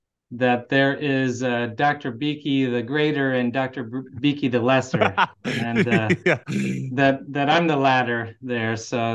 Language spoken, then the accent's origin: English; Canada; I was born and raised in Canada. I'm Canadian